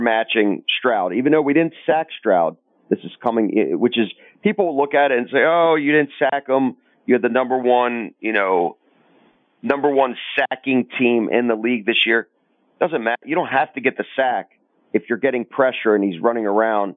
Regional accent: Crimea, Ukraine; born or raised there; now in Baltimore, United States

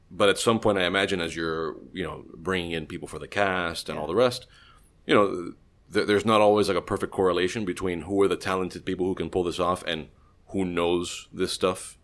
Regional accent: Miami, Florida, United States; we were all born in Miami

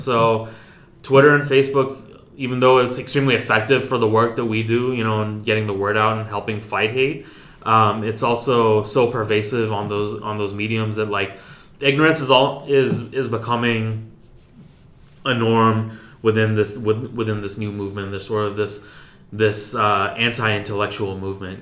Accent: United States; as American Muslims

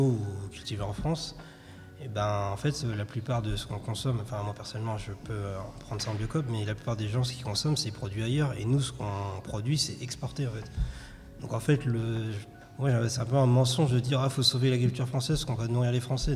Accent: Rwanda; moved away; je suis originaire du Rwanda

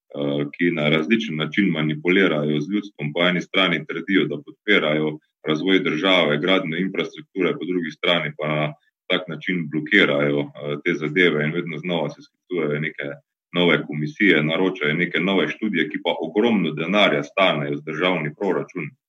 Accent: Carinthia, Slovenia; mojega domačega kraja, ki ga imam zelo rad, torej ravno na Koroškem ali pa gledano Koroške kot regije, iz katere prihajam

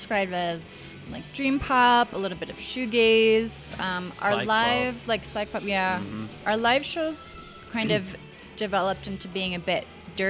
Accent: New York, United States; moved away as an adult; also born or lived in Chile; I'm from New York, but I lived in Chile for 5 years

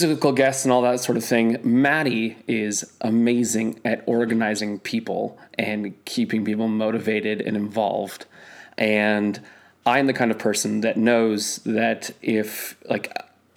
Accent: North Bay, Ontario, Canada; I'm from North Bay.

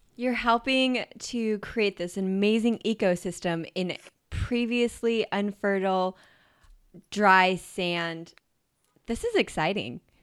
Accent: Idaho, United States; moved away as an adult; also born or lived in Bozeman, Montana; I grew up in Idaho and then went to school in Bozeman, Montana.

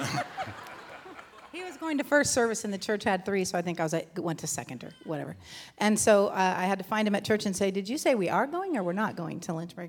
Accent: Southern California, United States; moved away as an adult; now in Virginia, United States; born and raised in Southern California

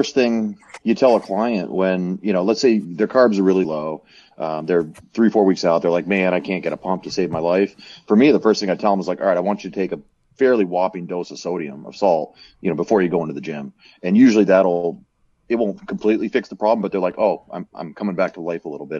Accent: Colorado, United States; I'm from Colorado.

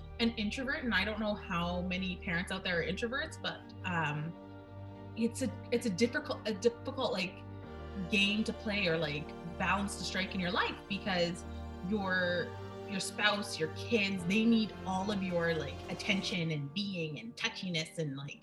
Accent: Nova Scotia, Canada; growing up, I knew we were Scotian

